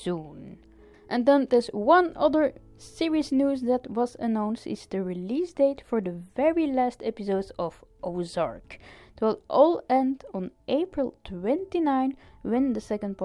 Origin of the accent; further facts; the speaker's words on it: Ostend, Flanders, Belgium; here in Ostend in my hometown